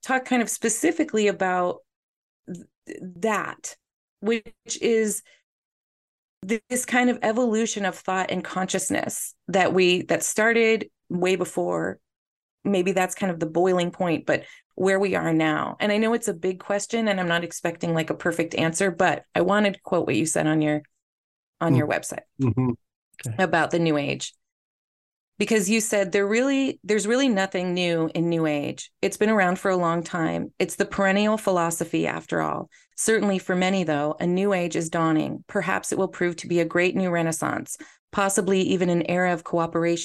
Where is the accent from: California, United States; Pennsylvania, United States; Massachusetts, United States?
California, United States; San Francisco; I was born in San Francisco and I was raised in the Bay Area